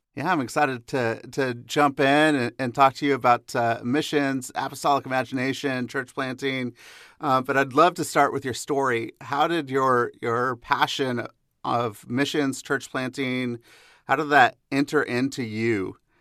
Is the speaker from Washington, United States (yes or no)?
yes; Seattle, Washington, United States; I grew up in the Seattle area.